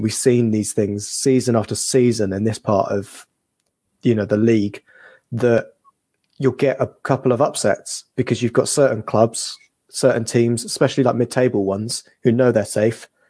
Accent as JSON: {"language": "English", "region": "England", "country": "United Kingdom", "said": "we're English"}